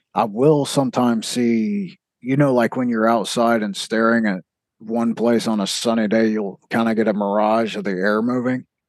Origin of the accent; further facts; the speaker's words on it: South Mississippi, United States; I'm from the South of Mississippi